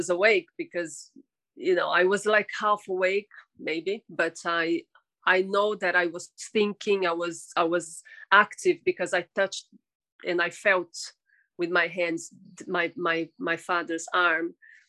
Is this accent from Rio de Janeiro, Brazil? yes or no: no; São Paulo, Brazil; São Paulo.